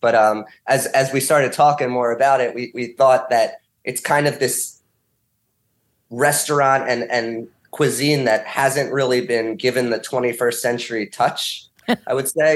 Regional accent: Montgomery County, Pennsylvania, United States; I grew up kind of in Montgomery County area

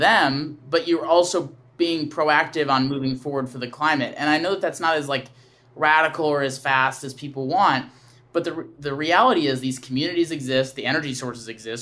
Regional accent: Wisconsin, United States; I grew up in Wisconsin

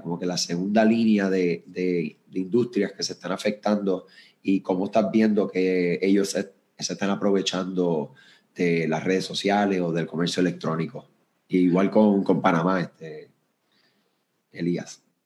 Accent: Puerto Rico; soy de acá de Puerto Rico, eh, yo me encuentro en el área de San Juan

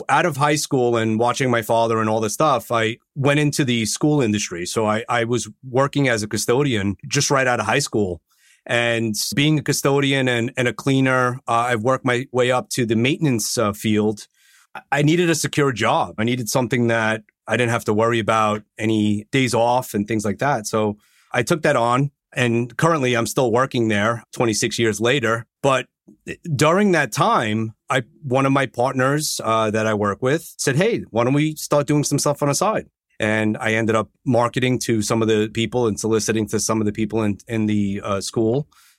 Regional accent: Long Island, New York, United States; I'm from Long Island.

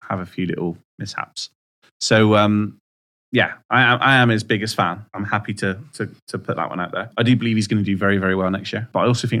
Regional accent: Midsomer Norton, South West England, United Kingdom; my hometown

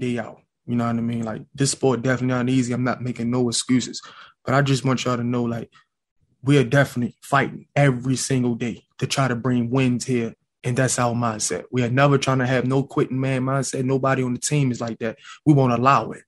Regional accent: Baltimore, Maryland, United States; I come from West Baltimore, one of the hardest cities in the world. I just seen how we was living.

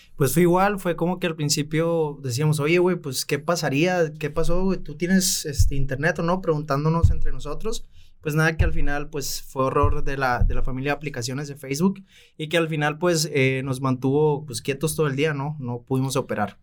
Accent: Los Mochis, Sinaloa, Mexico; cuento con mi propia agencia eh, en mi ciudad natal, Los Mochis, Sinaloa

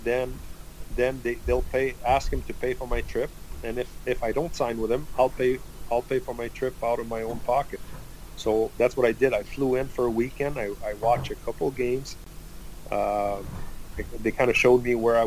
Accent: Granby, Quebec, Canada; that's my hometown. That's the town where I live

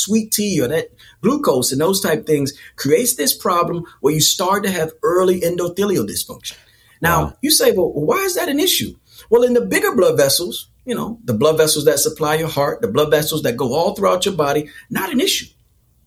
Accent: North Carolina, United States; I'm from North Carolina

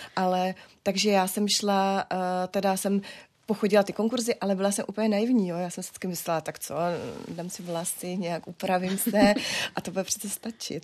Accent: Moravian Wallachia, Czechia; jsme z Valašská, my jsme obrovská rodina

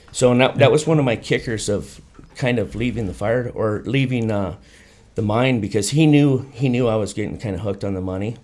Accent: Sturgis, South Dakota, United States; now in Phoenix, United States; I'm from Sturgis, South Dakota, where they have the big motorcycle rally. I was born and raised, went to high school there.

